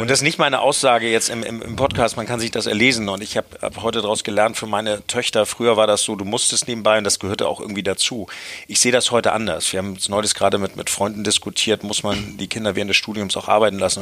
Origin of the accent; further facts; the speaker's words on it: Hamburg, Germany; Ich bin, bin in Hamburg aufgewachsen